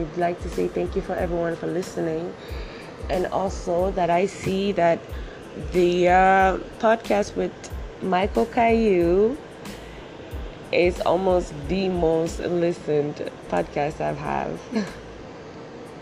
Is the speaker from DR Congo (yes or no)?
yes; DR Congo; English is a second language; now in Canada; I live in Canada right now, but I'm from Africa. I'm from Zaire